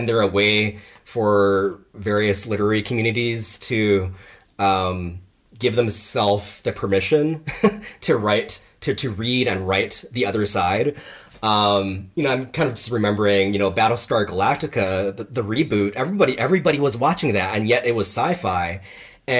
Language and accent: English; Hawaii, United States; I grew up in Hawaii